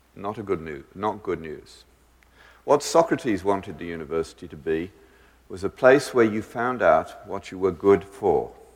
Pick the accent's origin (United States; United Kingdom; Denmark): United Kingdom; Birmingham, West Midlands; I grew up in the British equivalent of Detroit, but in my school education, we never needed locks, even in the roughest areas of Birmingham